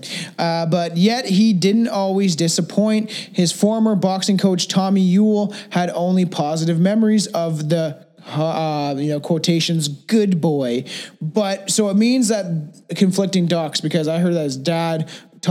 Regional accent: Canada; And I'm Canadian

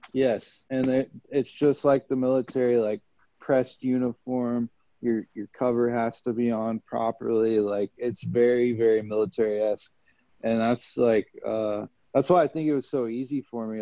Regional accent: Kansas City, United States; the song my buddy made that I grew up with in Kansas City

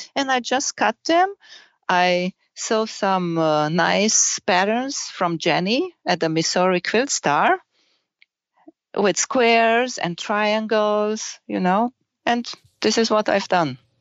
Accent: Romania; English is a second language; moved away as an adult; now in Germany; I was born in Romania and I grew up in Romania

